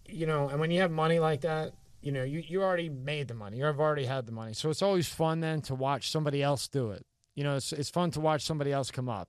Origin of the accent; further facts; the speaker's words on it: Philadelphia, Pennsylvania, United States; I grew up in South Philly.